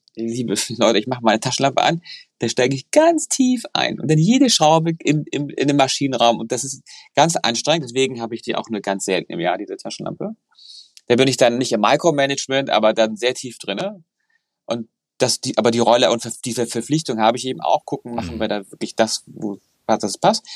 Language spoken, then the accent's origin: German; Hamburg, Germany; ich bin Hamburger